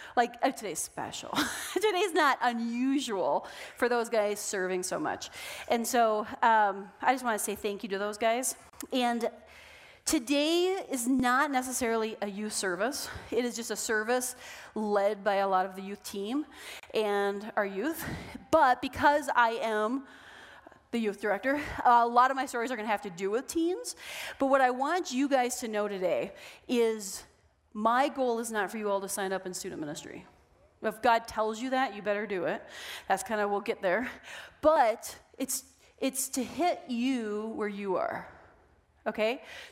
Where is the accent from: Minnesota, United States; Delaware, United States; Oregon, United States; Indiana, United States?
Minnesota, United States; So we are from Minnesota, and in Minnesota, it is cold, okay?